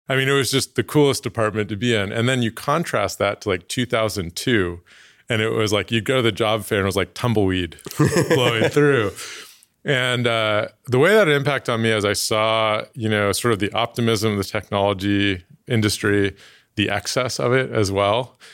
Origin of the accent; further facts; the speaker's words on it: Oakland, California, United States; moved away; I was born in Oakland, 1980, Oakland Kaiser